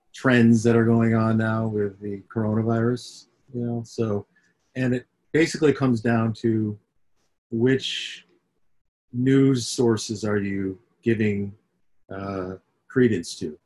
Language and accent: English; Syracuse, New York, United States; I grew up in upstate New York, up in Syracuse.